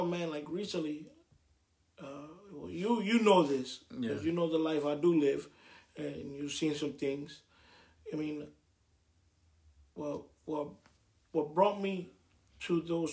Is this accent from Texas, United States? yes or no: no; Milwaukee, Wisconsin, United States; also born or lived in Puerto Rico; I was born in Puerto Rico and raised in Milwaukee, Wisconsin